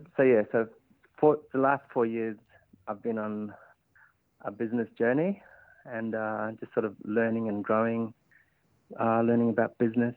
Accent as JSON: {"language": "English", "area": "Kakadu National Park", "region": "Northern Territory", "country": "Australia", "moved": "as an adult", "lives_now": "Darwin, Australia", "said": "I'm from Kakadu National Park, southeast of Darwin, about 3 hours. I come from a small community called Murdudjurl, which is on my mother's country, Murrumburu country"}